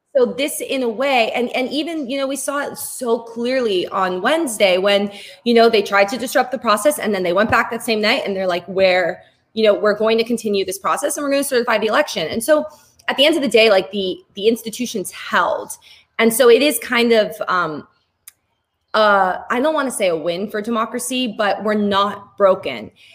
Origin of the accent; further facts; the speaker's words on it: Spain; I'm from Spain. And growing up in um in like in Spain